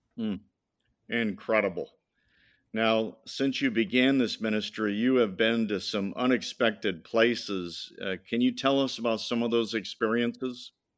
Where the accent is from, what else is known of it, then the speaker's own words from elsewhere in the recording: Madison, Indiana, United States; I was born in Indiana, Madison, Indiana